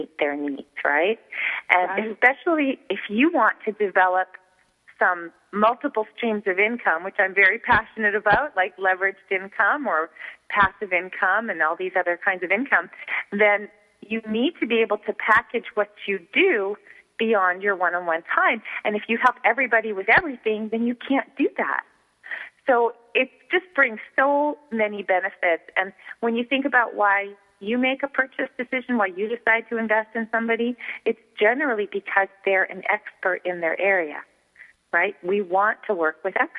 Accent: Montreal, Quebec, Canada; I grew up in Montreal, Canada, where we speak French, so that's why I say niche

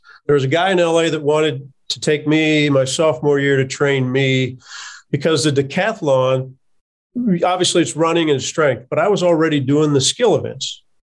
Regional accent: Kansas City, Missouri, United States; So I didn't grow up a Missouri fan, even though I grew up on the Missouri side of Kansas City from junior high on.

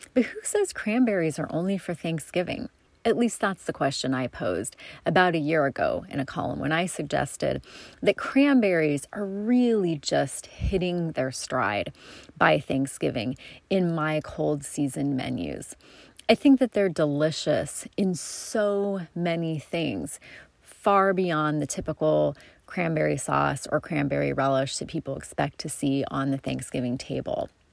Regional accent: Coos Bay, Oregon, United States; my hometown of Coos Bay

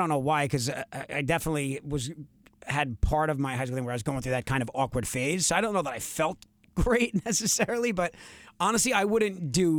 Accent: New York, United States; accent: Long Island; my Long Island accent used to be, I mean, honestly, you would need subtitles to understand

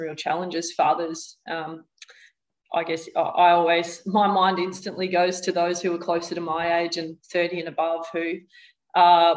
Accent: Victoria, Australia; moved away as an adult; now in Brisbane, Australia; growing up in Victoria and living in Victoria for the first 31 or 32 years of my life

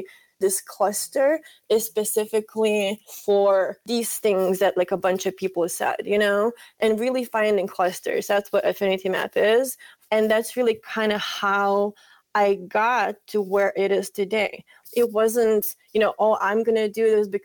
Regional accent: Lithuania; moved away; I am originally from Lithuania

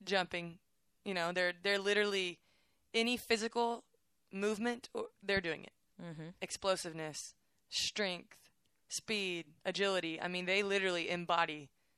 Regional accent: Waco, Texas, United States; I'm from Waco, so Baylor's like, I just wanted to go here

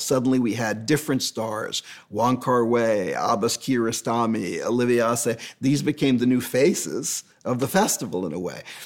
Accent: New York, United States; I'm a New Yorker

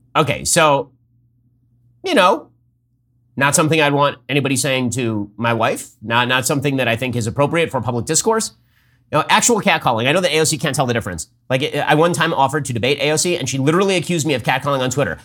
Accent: California, United States; I'm from California

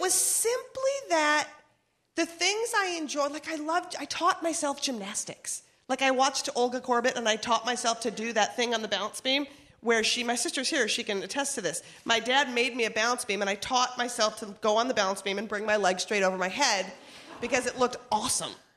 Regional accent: Minnesota, United States; We're from Minnesota.

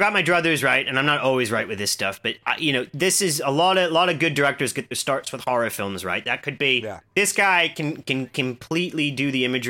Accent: Midwest, United States; moved away; I grew up in the Midwest

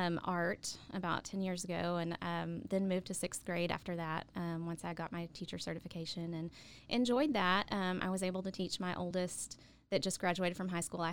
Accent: Coleman, Texas, United States; moved away as an adult; also born or lived in Stephenville, Texas; now in Waco, United States; I grew up in Coleman and then graduated from high school and went to Tarleton

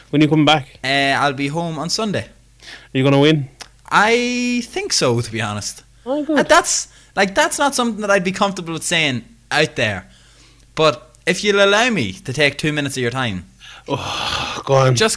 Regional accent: northeast of Ireland, Ireland; I'm from the north of, Ireland. I don't live in Northern Ireland. Yeah, I'm from, from the northeast of Ireland.

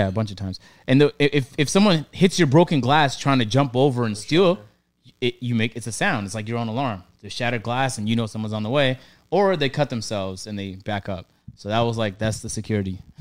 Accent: Toronto, Ontario, Canada; I'm from Toronto

